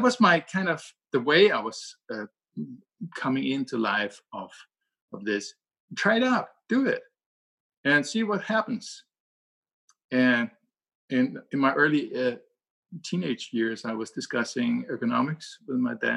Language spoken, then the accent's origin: English; Denmark; English is a second language; And I'm from Denmark.